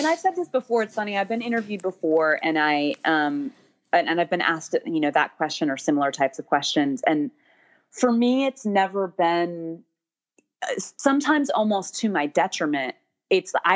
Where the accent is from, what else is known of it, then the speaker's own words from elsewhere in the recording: Sacramento, California, United States; also born or lived in Eureka, California / Davis, California / Berkeley, California / Boston; I was born and raised in Northern California. Born in Eureka, which is like tiny. It's like way, way north